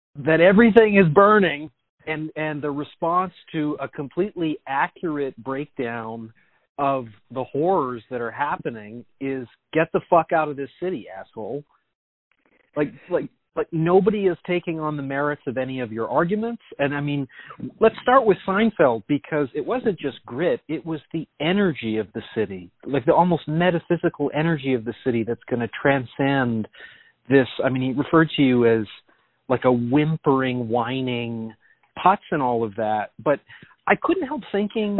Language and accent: English; Canada; moved away as an adult; now in New York City, United States; as a Canadian